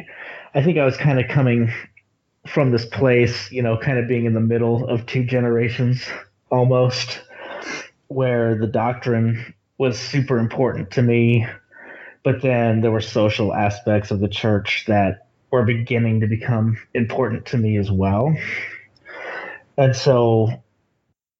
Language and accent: English; Texas, United States; I'm actually from Texas. I didn't really spend any time in Utah